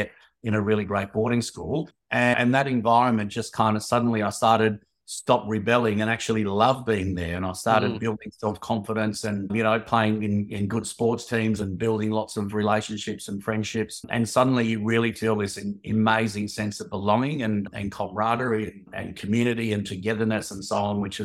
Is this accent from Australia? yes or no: yes; Australia; moved away as an adult; also born or lived in London, United Kingdom / Sydney, Australia; I had my own experience as a youngster growing up in Glee with lots of Aboriginal kids.